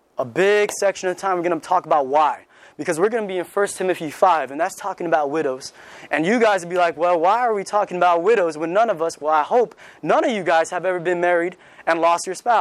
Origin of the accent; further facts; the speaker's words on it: California, United States; moved away; where I'm from, I'm from California. You know, everybody's pretty much atheist or they're culturally Catholic because everybody's Mexican right there. My high school was 90% Mexican